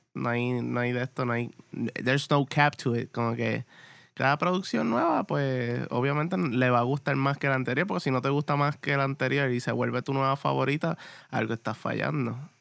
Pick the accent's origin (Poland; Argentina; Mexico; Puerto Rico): Puerto Rico; Morovis; yo soy de acá de Morovis